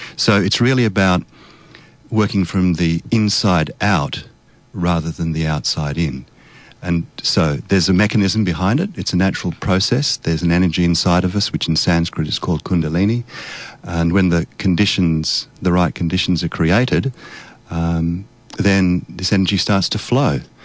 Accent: Australia; my background is Polish. My parents are both Polish, so I grew up in Australia, and so I can speak Polish

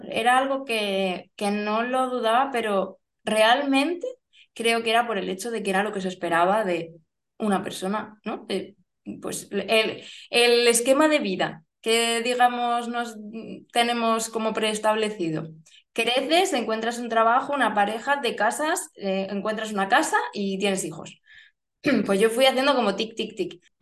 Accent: Barcelona, Catalonia, Spain; born there; also born or lived in Germany / Málaga; now in Murcia, Spain; Vivo en Murcia, eh, nací en Barcelona, madre asturiana, padre cántabro, mm, he vivido en Alemania, Málaga

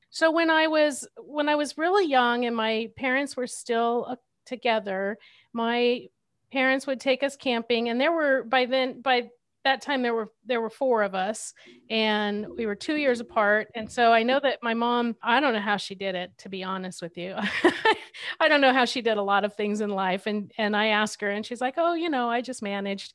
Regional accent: Southern California, United States; I grew up in Southern California

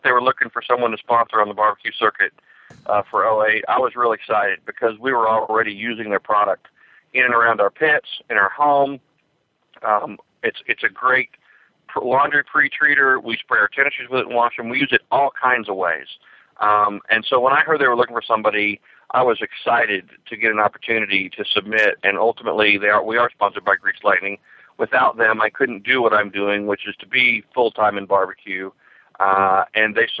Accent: Kansas City, Missouri, United States; my hometown, Kansas City

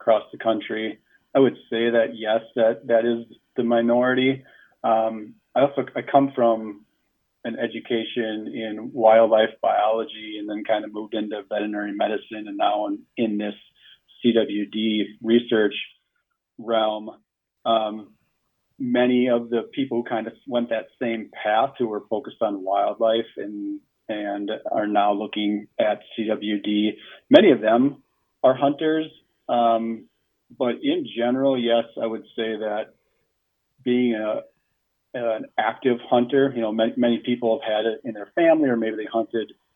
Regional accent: eastern Wisconsin, United States; moved away as an adult; now in Twin Cities, Minnesota, United States; grew up in the eastern side of Wisconsin and was roaming the fields and forests there since I was a little kid

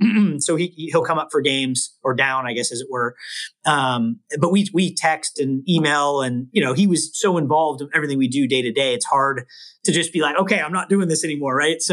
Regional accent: Bay Area, California, United States; also born or lived in Los Angeles; I grew up in the Bay Area. I've been a Warrior. I've lived in the Bay Area my whole life except college.

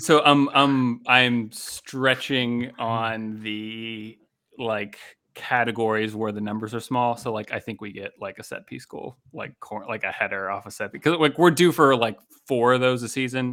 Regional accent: Pittsburgh, Pennsylvania, United States; growing up in Pittsburgh

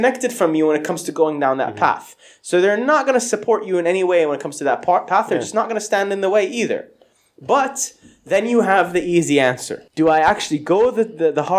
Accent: Saudi Arabia; I grew up in Saudi

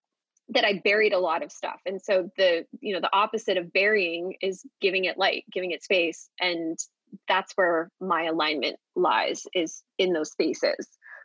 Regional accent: New York City, New York, United States; like I'm a New Yorker at heart. I will always love New York.

